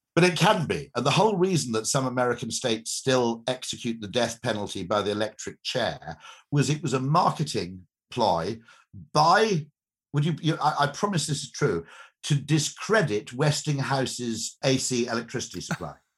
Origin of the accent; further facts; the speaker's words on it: United Kingdom; I'm a Brit